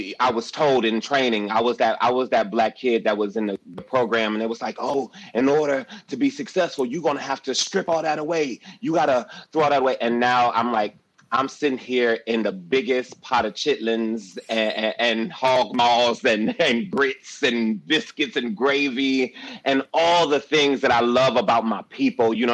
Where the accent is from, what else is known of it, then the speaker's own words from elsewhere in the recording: Detroit, Michigan, United States; Growing up in Detroit